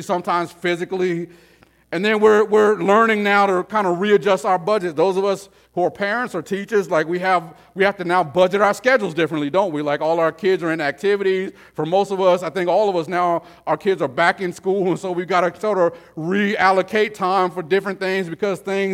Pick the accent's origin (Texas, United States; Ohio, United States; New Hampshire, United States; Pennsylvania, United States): Texas, United States; El Paso; I grew up in El Paso, Texas, where it's 114 degrees.